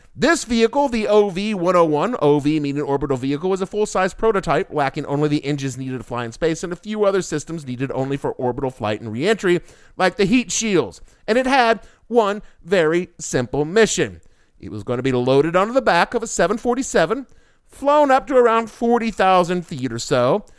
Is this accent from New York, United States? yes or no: yes; New York City, New York, United States; my hometown of New York City